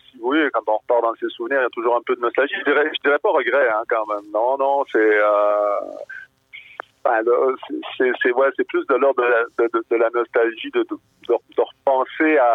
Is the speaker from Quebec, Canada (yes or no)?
yes; Donnacona, Quebec, Canada; also born or lived in Cap-Santé; j'ai grandi à Donnacona, Cap Santé, petit village pas loin de Québec